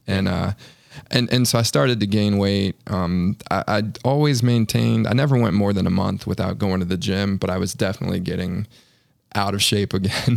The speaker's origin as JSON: {"language": "English", "region": "Northern Virginia", "country": "United States", "tie": "born or raised there", "moved": "as an adult", "lives_now": "Charlotte, United States", "said": "living in my hometown, essentially my hometown in Northern Virginia."}